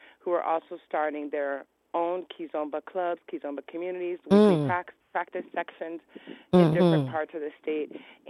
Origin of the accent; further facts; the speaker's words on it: New Jersey, United States; also born or lived in Brooklyn, New York; now in Connecticut, United States; I'm from Jersey. I was born in Brooklyn.